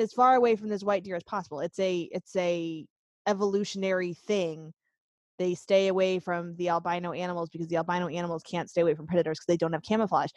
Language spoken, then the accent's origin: English; Pennsylvania, United States; We grew up in Pennsylvania with the Pennsylvania wilds